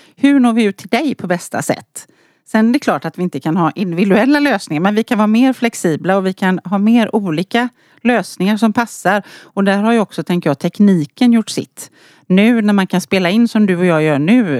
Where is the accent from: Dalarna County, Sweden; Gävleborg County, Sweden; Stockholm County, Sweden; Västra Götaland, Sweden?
Västra Götaland, Sweden; outside Gothenburg; Jag är från västkusten precis som du sa. Född och uppvuxen utanför Göteborg.